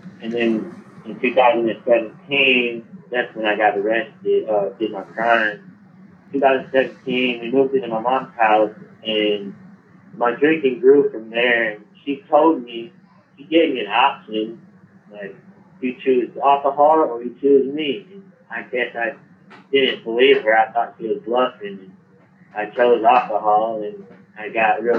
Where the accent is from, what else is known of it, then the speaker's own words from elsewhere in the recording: Asheville, North Carolina, United States; I'm from Asheville, North Carolina